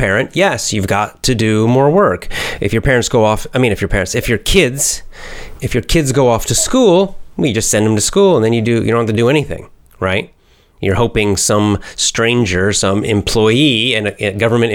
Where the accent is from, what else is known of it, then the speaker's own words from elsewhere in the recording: United States; I'm American. American. USA